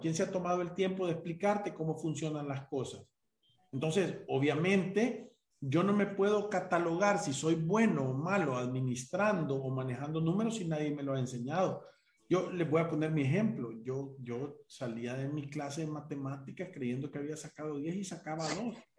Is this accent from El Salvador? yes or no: yes; El Salvador; Nosotros como salvadoreños